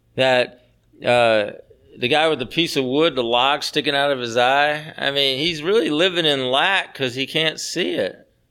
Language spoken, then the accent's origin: English; the South, United States; I grew up in the South, and so I have a hard time calling people by their first name